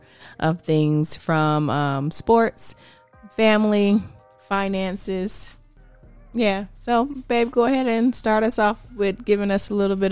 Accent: Georgia, United States; also born or lived in Punta Gorda, Florida; I would say I was born in Florida. I'm from a little town called Punta Gorda, Florida. And I spent majority of my time, my dad moved us from Florida, I think I was like 4 or 5, and I started kindergarten in Georgia.

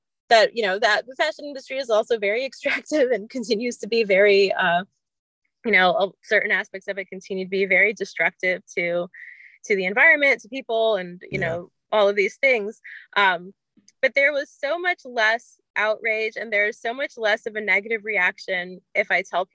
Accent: Miami, Florida, United States; now in New York City, United States; I grew up in Miami and now I live in New York

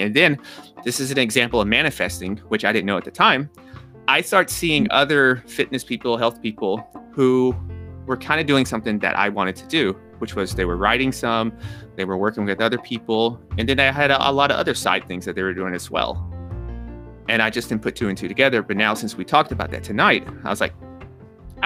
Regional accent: Nashville, Tennessee, United States; also born or lived in New York; I'm from Nashville, Tennessee. Pace of life is a little slower here.

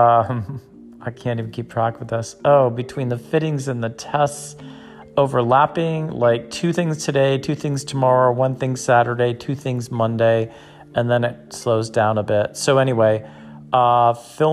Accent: Springfield, Massachusetts, United States; now in Georgia, United States; my hometown in Massachusetts

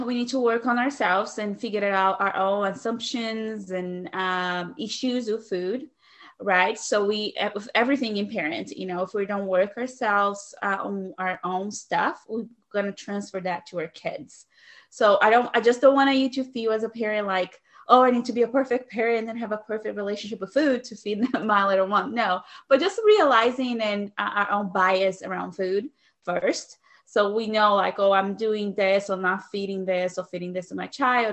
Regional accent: Brazil; English is a second language; moved away as an adult; now in United States; I'm originally from Brazil, so that is the reason for the accent that you might be picking up

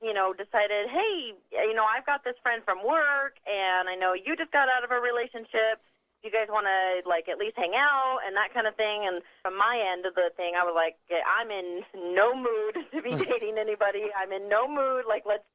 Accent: West Jordan, Utah, United States; now in Logan, United States; I was actually pretty much born and raised in Utah in Salt Lake, West Jordan specifically

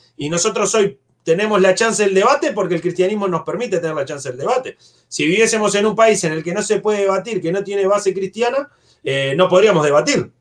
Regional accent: Uruguay; desde nuestro país, como uruguayos

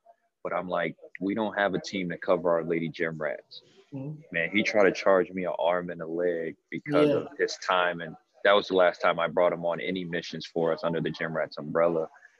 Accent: Gary, Indiana, United States; I come from Gary, Indiana.

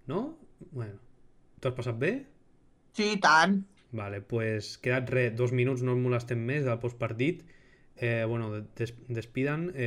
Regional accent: Girona, Catalonia, Spain; O sigui, jo sóc de Girona i ell és del Bronx.

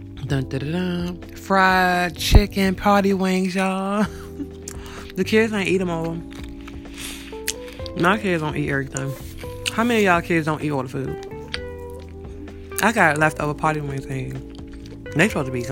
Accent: Landover, Maryland, United States; I'm from Landover.

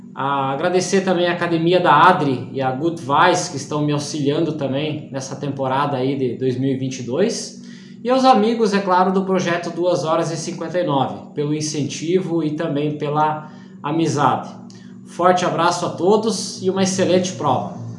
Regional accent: Iporã do Oeste, Santa Catarina, Brazil; sou da cidade de Iporã do Oeste, Santa Catarina

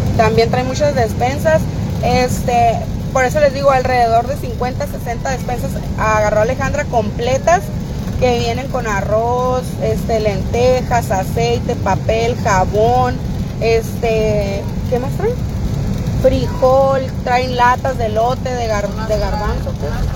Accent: San Luis Río Colorado, Sonora, Mexico; somos de San Luis Río Colorado, Sonora

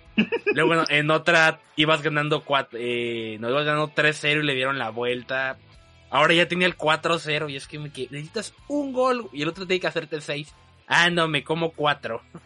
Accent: Veracruz, Mexico; los que crecieron aquí

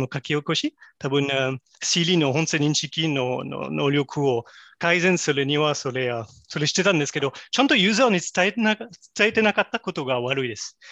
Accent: France; Japanese is a second language; moved away as an adult; also born or lived in Kobe, Japan; now in Japan; 私はもともとフランス出身でですけれども、実は日本で働いてもう18年間経ちました。

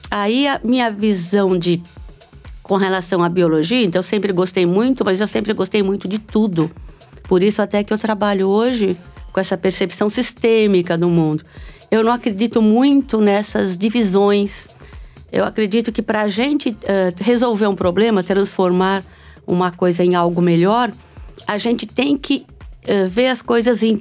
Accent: São Paulo, Brazil; eu nasci em São Paulo, no, no Alto da Moca, né? Ah, uma mistura, tem a ver com a minha mistura ancestral, né? Entre uh, italianos e croatas na realidade, eram iugoslavos quando vieram

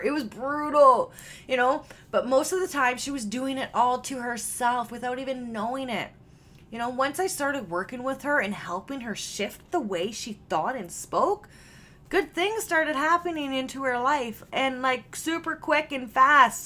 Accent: Canada; I am Canadian

